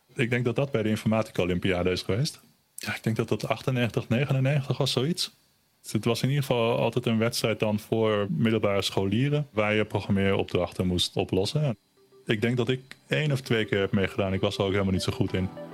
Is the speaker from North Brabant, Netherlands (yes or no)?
no; Almere, Flevoland, Netherlands; born or raised there; first language German; Dutch is a second language; also born or lived in Berlin, Germany